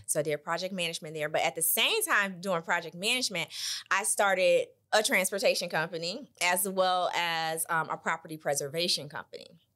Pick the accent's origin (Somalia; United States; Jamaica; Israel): United States; Michigan City, Indiana; moved away as an adult; now in Indianapolis, United States; born and raised in Michigan City, Indiana.